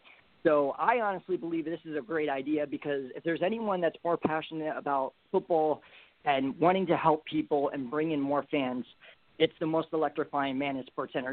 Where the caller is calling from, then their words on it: Bethlehem, Pennsylvania, United States; I'm calling from Bethlehem, Pennsylvania